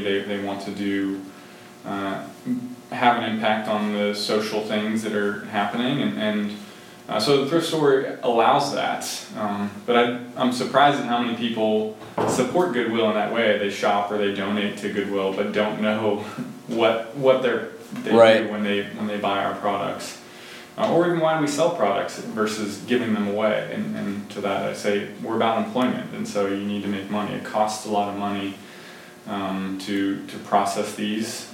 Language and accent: English; Boardman, Ohio, United States; also born or lived in Youngstown, Ohio; I'm a uh, Boardman native. So I, I grew up in Boardman